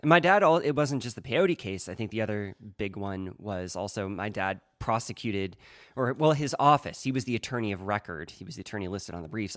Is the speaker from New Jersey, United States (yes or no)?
no; Eugene, Oregon, United States; now in California, United States; I was from Eugene, Oregon originally